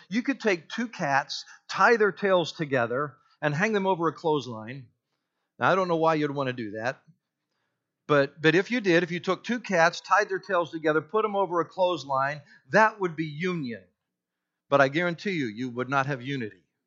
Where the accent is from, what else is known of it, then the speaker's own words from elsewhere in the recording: United States; I'm white, I'm an American